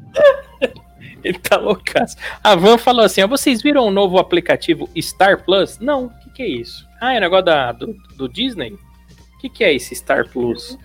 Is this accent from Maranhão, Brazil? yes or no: no; São Paulo, Brazil; Eu sou de São Paulo, meu. Moro em São Paulo.